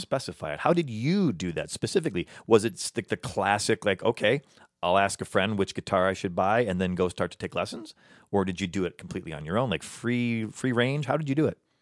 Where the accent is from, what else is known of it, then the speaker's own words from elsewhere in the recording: Midwest, United States; also born or lived in Chicago; now in Los Angeles, United States; I'm from the Midwest.